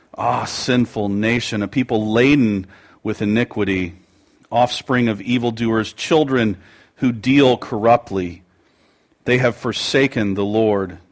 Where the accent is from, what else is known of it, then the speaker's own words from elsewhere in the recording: United States; pridefully American, although I am proud